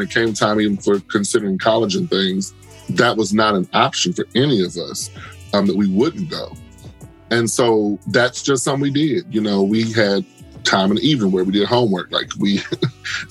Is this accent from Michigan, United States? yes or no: yes; Detroit, Michigan, United States; moved away; also born or lived in Atlanta; The Detroit I grew up in is very different than the Detroit we see now